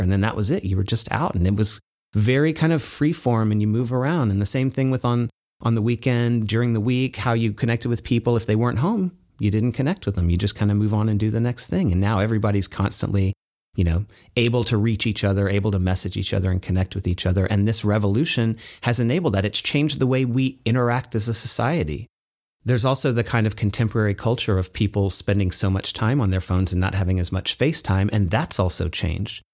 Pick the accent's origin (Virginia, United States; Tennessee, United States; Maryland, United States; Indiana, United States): Tennessee, United States; moved away; also born or lived in New York / Santa Barbara, California; I grew up in Tennessee